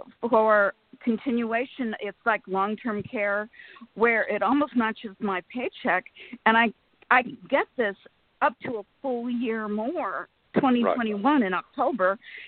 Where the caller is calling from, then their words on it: Sacramento, California, United States; Sacramento, California.